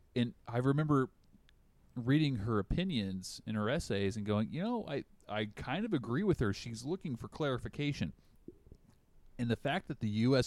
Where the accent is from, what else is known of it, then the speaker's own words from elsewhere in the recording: the South, United States; accent: Southern; now in Washington, United States; I still slur like I'm from the South